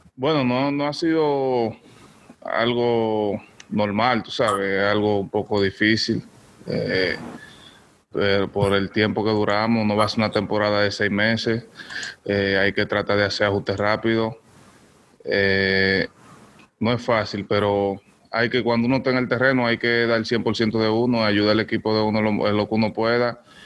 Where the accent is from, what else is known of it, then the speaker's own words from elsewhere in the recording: Dominican Republic; moved away; representar República Dominicana aquí con los Yankees